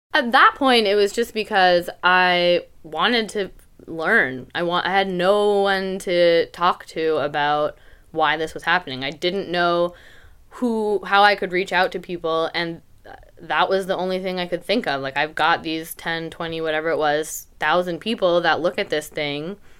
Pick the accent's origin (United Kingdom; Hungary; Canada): Canada; now in Portland, United States; I'm Canadian